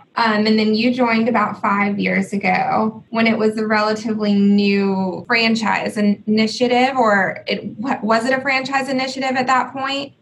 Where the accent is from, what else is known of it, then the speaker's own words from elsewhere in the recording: Atlanta, Augusta, Georgia, United States; I'm from Atlanta and have lived in Georgia my whole life